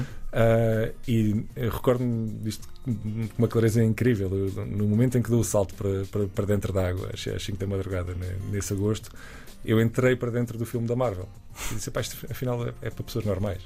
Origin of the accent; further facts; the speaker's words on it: Évora, Alentejo, Portugal; moved away as an adult; also born or lived in Lisbon; quando vim estudar para Lisboa, eu sou, sou de Évora